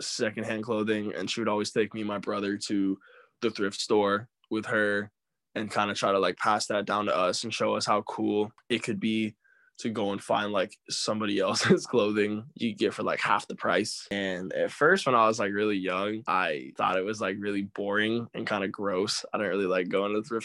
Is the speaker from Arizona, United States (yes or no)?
yes; Flagstaff, Arizona, United States; moved away as an adult; now in California, United States; I am born and raised in Flagstaff, Arizona, and I recently relocated to California.